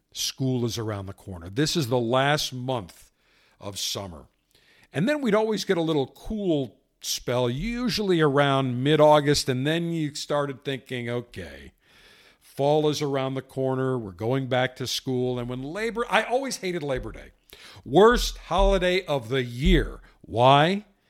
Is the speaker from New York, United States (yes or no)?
yes; Buffalo, New York, United States; now in Tampa, United States; as a kid, growing up in Buffalo